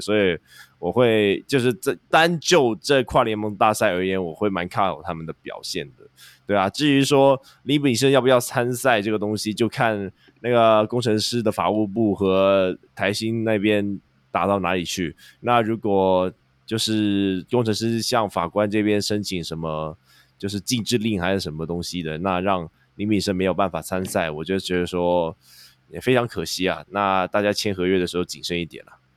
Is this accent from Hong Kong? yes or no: yes; Hong Kong; 我们香港这边